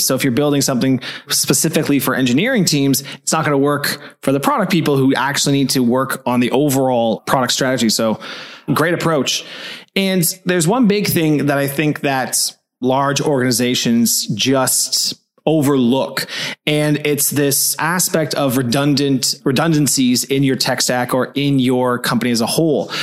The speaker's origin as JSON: {"language": "English", "town": "Toronto", "region": "Ontario", "country": "Canada", "moved": "yes", "lives_now": "Berlin, Germany", "said": "I'm an East Coast guy. I'm from Toronto"}